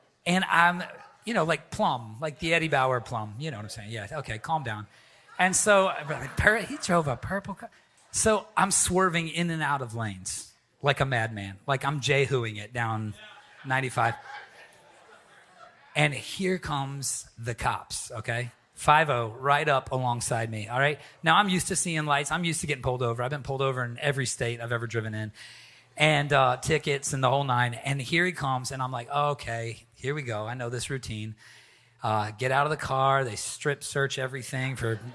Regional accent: the Bible Belt, the South, United States; now in New England, United States; I'm from the Bible Belt

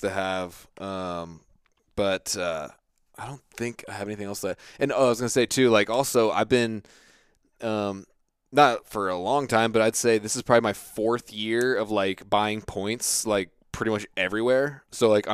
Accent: Virginia, United States; my home state, Virginia

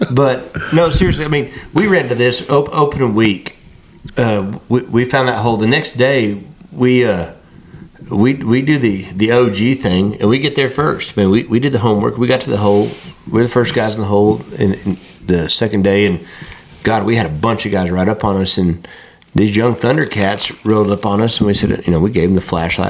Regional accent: West Texas, United States; moved away as an adult; also born or lived in Arkansas; I'm from West Texas

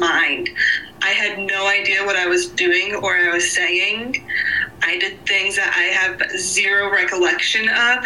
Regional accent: South Carolina, United States; I am from South Carolina

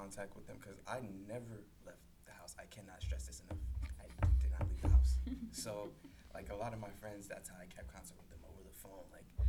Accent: Orange, United States; You know, from like, I guess the inner city, because I grew up in Orange.

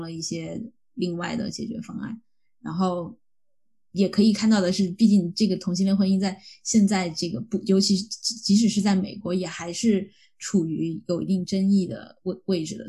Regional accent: China; moved away; 我说我是中国来的

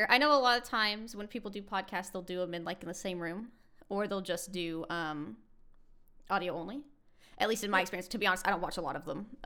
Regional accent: United States; I'm American.

